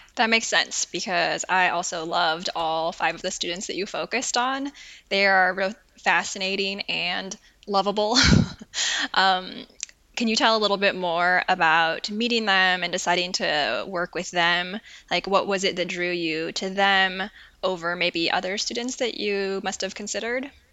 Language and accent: English; Portland, Oregon, United States; now in Wisconsin, United States; I grew up in Portland, Oregon, which is also nothing like California